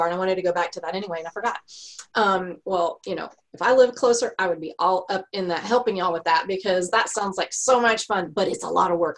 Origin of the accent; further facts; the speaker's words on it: Texas, United States; I'm a Texan.